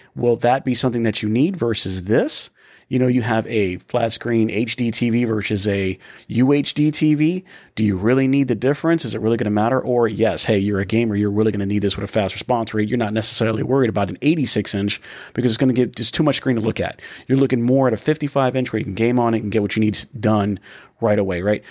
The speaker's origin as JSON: {"language": "English", "town": "Tampa", "region": "Florida", "country": "United States", "said": "We are from the Tampa area, Danny"}